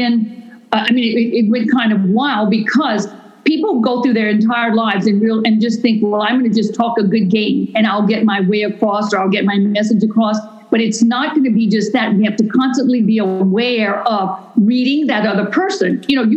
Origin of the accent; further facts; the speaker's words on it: Louisiana, United States; now in Houston, United States; I'm from Louisiana, so I'm a raging Cajun kind of crazy wild woman.